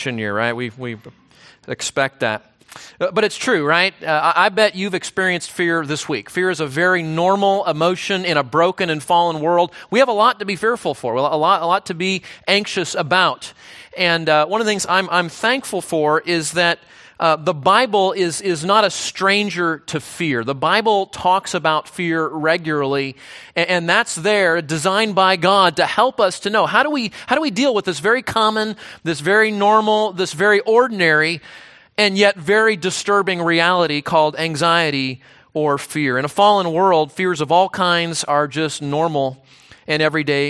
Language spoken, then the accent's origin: English; Southern California, United States; my hometown in Southern California